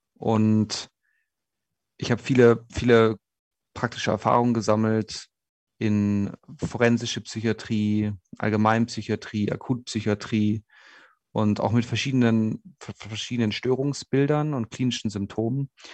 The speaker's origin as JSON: {"language": "German", "town": "Munich", "region": "Bavaria", "country": "Germany", "tie": "born or raised there", "also_born_or_lived": "Innsbruck", "moved": "as an adult", "said": "in meiner Heimatstadt München"}